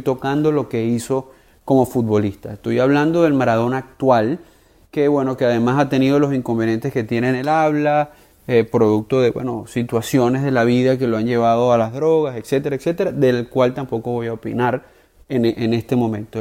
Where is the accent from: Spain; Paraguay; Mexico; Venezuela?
Venezuela; como venezolano